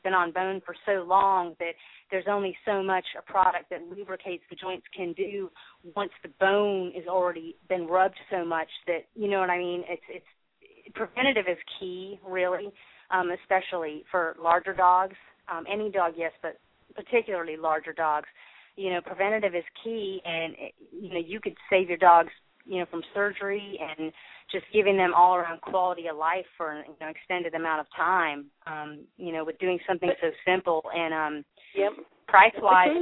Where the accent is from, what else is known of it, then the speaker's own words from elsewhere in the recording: Huntington Beach, California, United States; now in Columbia, United States; I was born in Huntington Beach, California